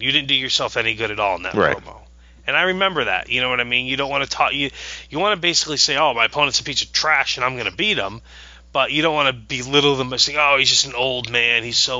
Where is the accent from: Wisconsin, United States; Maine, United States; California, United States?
Maine, United States; I'm from Maine.